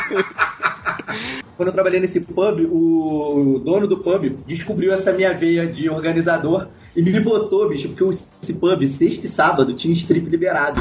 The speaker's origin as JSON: {"language": "Portuguese", "town": "Petrópolis", "region": "Rio de Janeiro", "country": "Brazil", "moved": "yes", "said": "eu sou de Petrópolis, né? Nessa época eu morava em Petrópolis"}